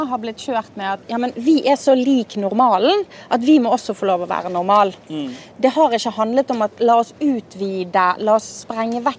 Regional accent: Norway; Altså, jeg er veldig inkluderende, altså, det vet jeg, for jeg er jo norsk

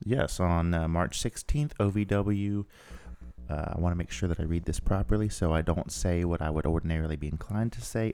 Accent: Southern Ohio, United States; moved away; Southern Ohio, about five minutes from my hometown

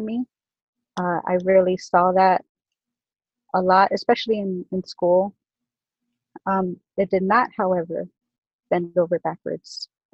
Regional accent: South Gate, California, United States; I was born and raised in Southgate, which is southeast Los Angeles.

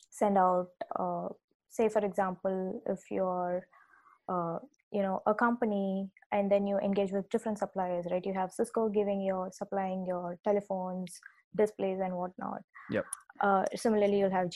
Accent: Chennai, Tamil Nadu, India; So I uh, grew up in uh, India and I come from the southern part of India um, I uh, uh, grew up in a place called Chennai, but then my dad was working at the bank.

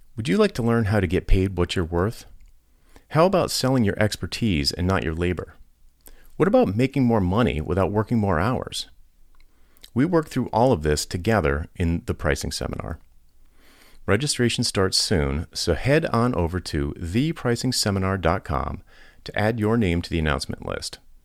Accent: Rhode Island, United States; I grew up in Rhode Island, which is right on the Atlantic

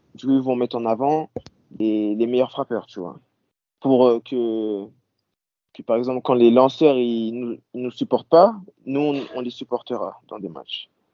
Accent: Normandy, France; now in United States; je suis, toujours le petit français qui vient de Normandie

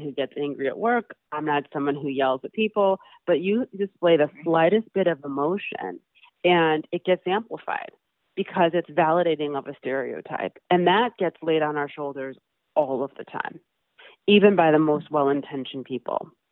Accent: Madison, Wisconsin, United States; I grew up in Madison, Wisconsin. I was born and raised there.

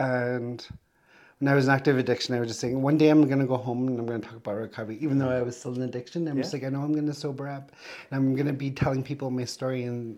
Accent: Tłı̨chǫ region, Northwest Territories, Canada; moved away; I'm an Indigenous queer two-spirit from the Kleecho region in the Northwest Territories from Treaty 11.

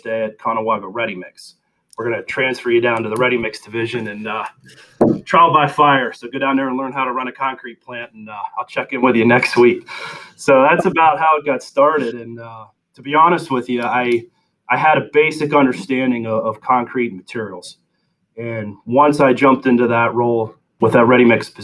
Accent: South Central Pennsylvania, United States; growing up in South Central Pennsylvania

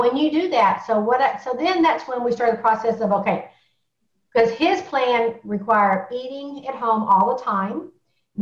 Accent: Alabama, United States; I was born in Alabama. And the only thing we do with a vegetable is fry it

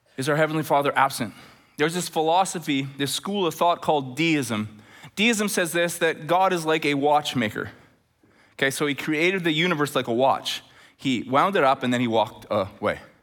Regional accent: just north of Edmonton, Alberta, Canada; now in Chilliwack, Canada; as we're getting close to Edmonton, and it's just north of where I grew up

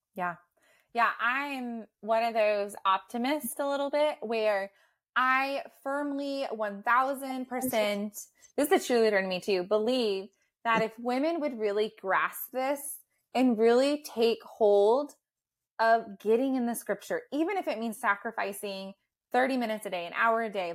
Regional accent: United States; as like American students

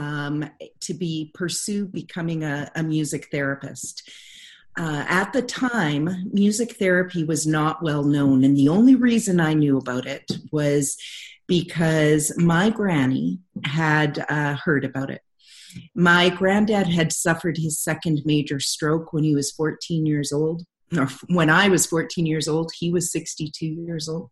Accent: Lower Mainland, British Columbia, Canada; moved away as an adult; now in Calgary, Canada; graduating from my hometown in Lower Mainland, British Columbia, to moving to Calgary for my internship. And I just have never left here.

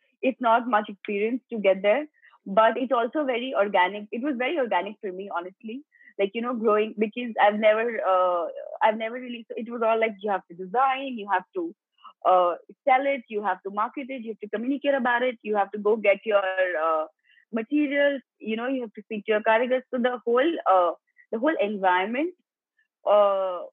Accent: Gujarat, India; also born or lived in Mumbai; I was brought up in Gujarat.

